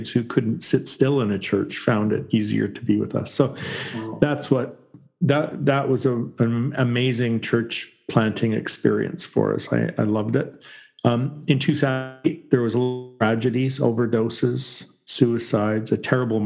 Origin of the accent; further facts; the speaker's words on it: Canada; I grew up in Canada in a conservative Baptist church, and I was there until I was 20